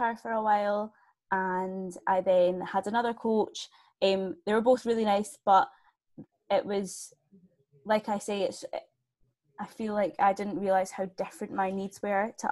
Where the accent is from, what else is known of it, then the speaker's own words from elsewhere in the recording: Scotland, United Kingdom; I'm from Scotland. As you can probably tell by the accent.